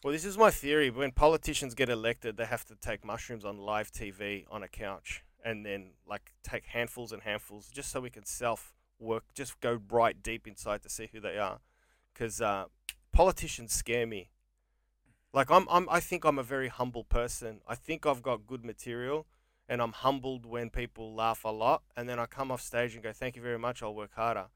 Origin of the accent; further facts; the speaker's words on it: Australia; also born or lived in England; Australia is my father, Greece is my mother